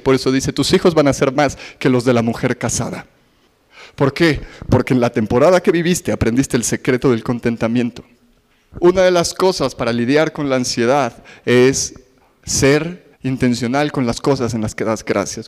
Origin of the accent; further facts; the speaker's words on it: Mexico City, Mexico; somos chilangos